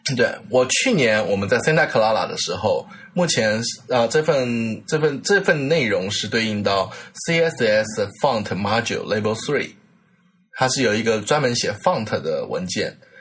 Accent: Taiwan; 我是我台湾过来

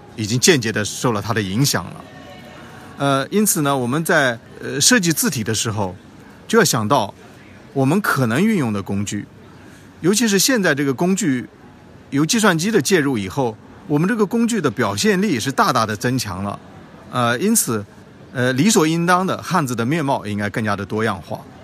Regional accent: China; 我们中国人

